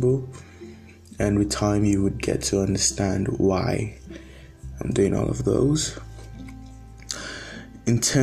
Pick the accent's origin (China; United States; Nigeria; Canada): Nigeria; I'm predominantly Nigerian